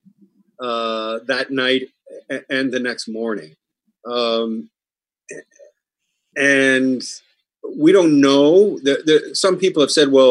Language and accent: English; Truro, Nova Scotia, Canada; moved away; I'm originally from Truro.